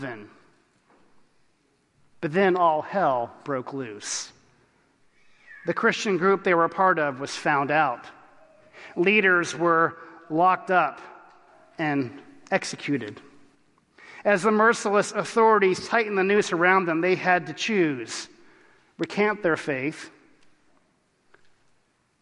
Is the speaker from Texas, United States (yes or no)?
yes; Texas, United States; I was from Texas